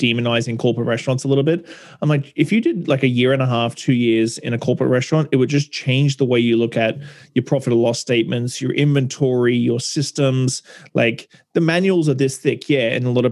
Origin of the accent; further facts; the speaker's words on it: Australia; moved away as an adult; also born or lived in England / Brisbane, Australia; now in Victoria, Canada; I was born in England, grew up in Australia, and started my career in 1997 in Brisbane